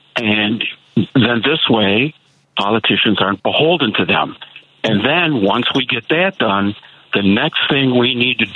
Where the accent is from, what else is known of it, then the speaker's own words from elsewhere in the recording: Chicago, Illinois, United States; now in Clearwater, United States; I'm a Chicagoan and I'm a transplant. I'm down here in Clearwater, Florida